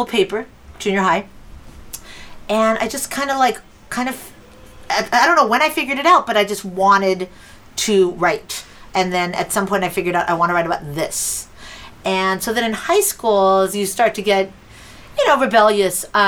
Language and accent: English; Los Angeles, California, United States; I grew up in Los Angeles, and very overprotective Latino parents.